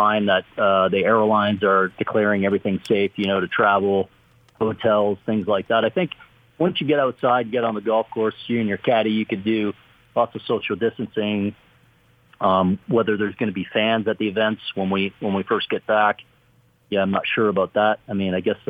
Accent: Canada; moved away; growing up in Canada

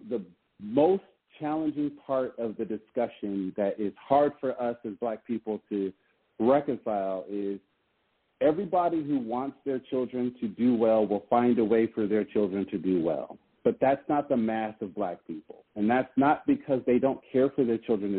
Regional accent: Pacific Northwest, United States; where I grew up in the Pacific Northwest

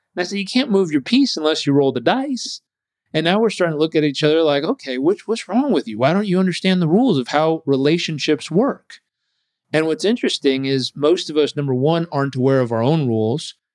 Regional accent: Southern California, United States; I grew up in Southern California

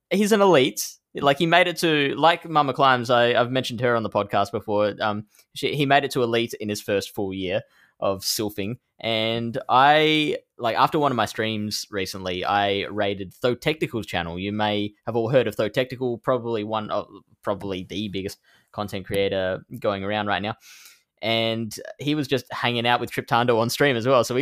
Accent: Netherlands; The one I have my eyes on the most is the one in my home country of the Netherlands, in the city of Utrecht.

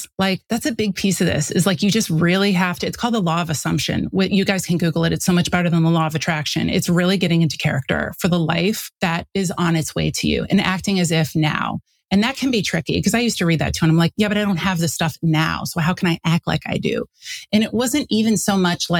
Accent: St. Louis, Missouri, United States; moved away as an adult; also born or lived in Chicago, Illinois; I grew up in St. Louis.

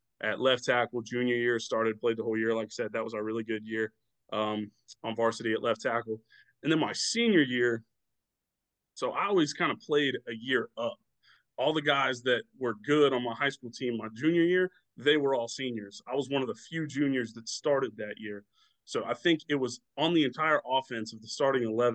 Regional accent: Florida Panhandle, United States; I'm from the Panhandle, so we have a much more limited, much more rural kind

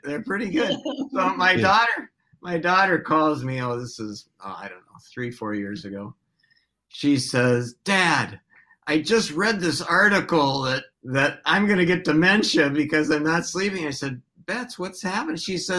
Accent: Hopkins, Minnesota, United States; also born or lived in Detroit; Well, I was actually born in Detroit, but my parents moved here about 6 months after I was born. So I grew up in Minnesota. I grew up in Hopkins.

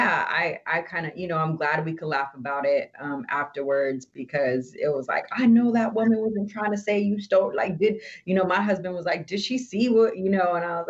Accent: Oxnard, California, United States; Like, I've never grew up in a black and white town. I grew up in Oxnard. We were everything, right?

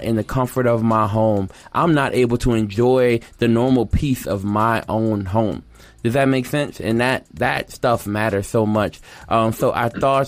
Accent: Louisiana, United States; moved away; The city of La Plata is where I grew up, y'all. That's my city

